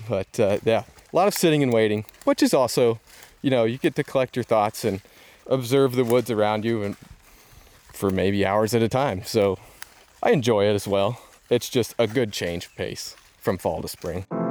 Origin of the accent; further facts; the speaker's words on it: Indiana, United States; we're from Indiana